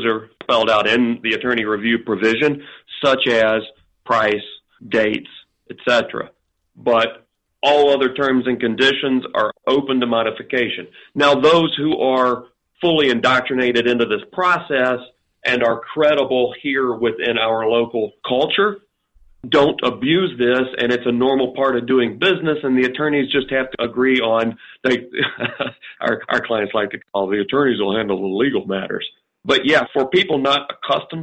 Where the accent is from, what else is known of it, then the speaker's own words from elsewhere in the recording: North Carolina, United States; now in Chicago, United States; I'm not originally from Chicago, I'm from North Carolina